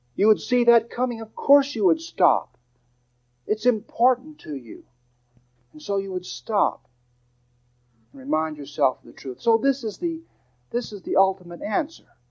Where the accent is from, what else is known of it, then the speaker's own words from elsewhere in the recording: Dallas, Texas, United States; I'm from Dallas.